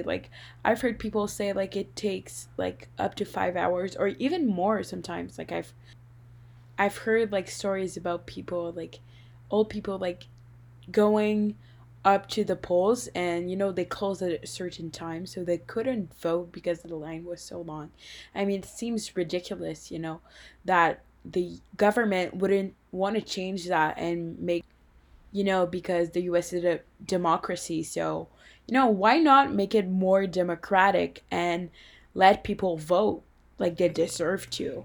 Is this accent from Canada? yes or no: yes; Canada; as a Canadian